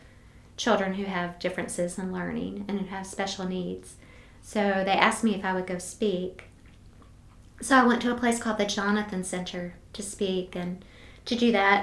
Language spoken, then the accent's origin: English; United States; I'm in this weird place as an American in this country